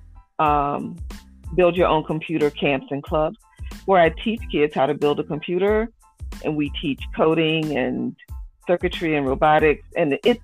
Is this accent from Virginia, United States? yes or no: yes; Norfolk, Virginia, United States; moved away as an adult; also born or lived in Cincinnati, Ohio; now in Indianapolis, United States; I grew up in Norfolk.